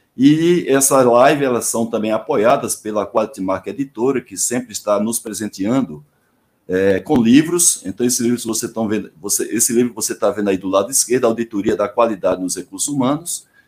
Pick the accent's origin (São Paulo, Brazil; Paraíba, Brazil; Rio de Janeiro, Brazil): Paraíba, Brazil; moved away; also born or lived in Salvador, Bahia; Eu sou paraibano, mas morei em Salvador onze anos